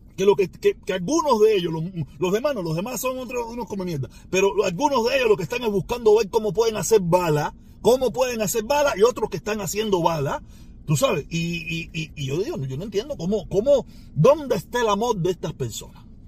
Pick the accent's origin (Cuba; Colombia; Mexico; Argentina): Cuba; moved away; yo añoro estar en mi país. Yo tengo muchos años fuera y he estado en muy pocas ocasiones en mi país